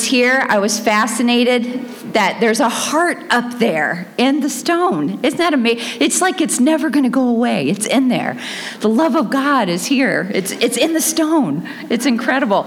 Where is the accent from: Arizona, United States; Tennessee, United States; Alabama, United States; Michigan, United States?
Alabama, United States; Dothan; accent: Southern; moved away; I was born in Dothan, Alabama